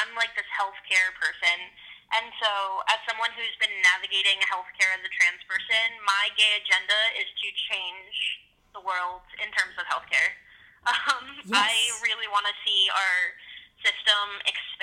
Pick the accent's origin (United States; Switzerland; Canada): United States; New Jersey; I'm from New Jersey